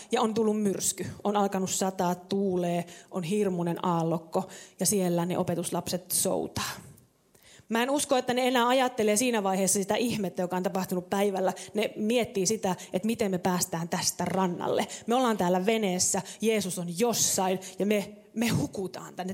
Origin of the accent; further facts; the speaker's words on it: Savo, Finland; mä oon kasvanut tuolla syvällä Savossa vähän niin kuin puskassa